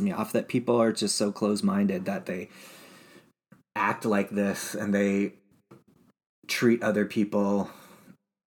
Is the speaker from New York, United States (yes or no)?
no; Utah, United States; growing up in Utah